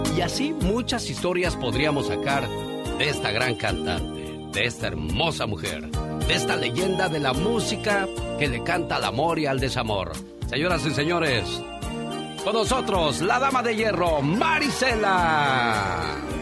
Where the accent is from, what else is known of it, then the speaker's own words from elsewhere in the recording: Veracruz, Mexico; moved away; also born or lived in Mexico City; Un día salí de Veracruz, pero Veracruz nunca salió de mí